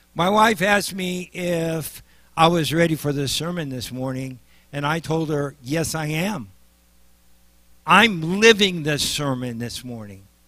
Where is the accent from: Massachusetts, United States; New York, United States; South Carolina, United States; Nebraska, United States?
Nebraska, United States; I'm from Nebraska